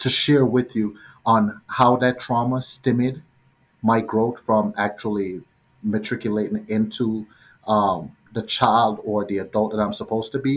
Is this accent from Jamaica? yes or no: yes; Jamaica; moved away; Growing up in Jamaica, I was maybe 5 years old